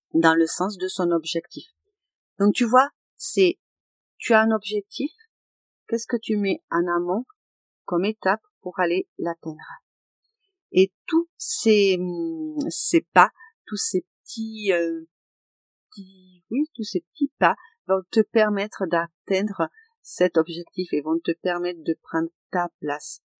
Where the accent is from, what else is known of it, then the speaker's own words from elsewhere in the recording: Aveyron, Occitania, France; je suis de l'Aveyron